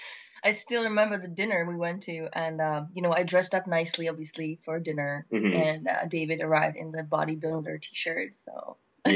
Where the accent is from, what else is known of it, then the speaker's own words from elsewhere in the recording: Prague, Czechia; accent: Eastern European; English is a second language; moved away as an adult; also born or lived in United Kingdom / United States; now in London, United Kingdom; So I'm from Prague, Czech Republic. I've been living in the UK, done internship in the US, and now I'm back in London working in a tech startup.